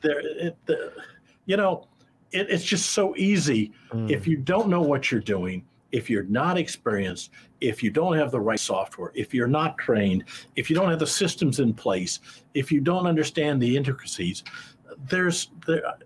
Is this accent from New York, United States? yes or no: no; Iowa, United States; moved away as an adult; also born or lived in Kansas City; I grew up in Iowa. I'm an Iowa boy, Midwestern boy.